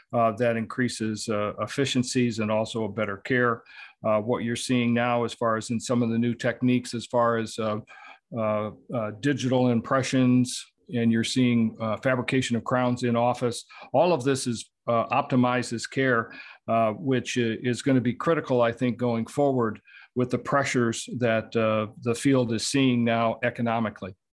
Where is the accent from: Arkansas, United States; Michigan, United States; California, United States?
Michigan, United States; Southeast; I was born and raised in Southeast Michigan